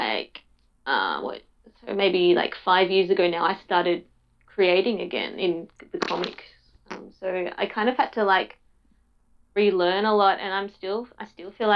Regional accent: Tasmania, Australia; I grew up in Tasmania

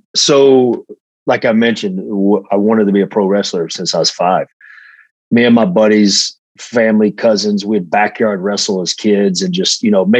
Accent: Hickory, North Carolina, United States; moved away as an adult; also born or lived in Atlanta, Georgia; I started training at a local guy in Hickory, North Carolina, where I'm from

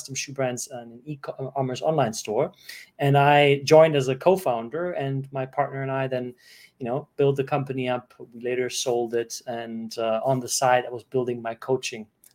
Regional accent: Germany; moved away; growing up in Germany

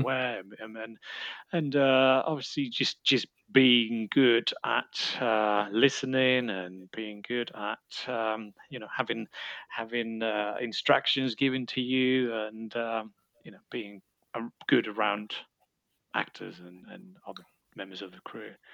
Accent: Spain; moved away; I, I come from Spain

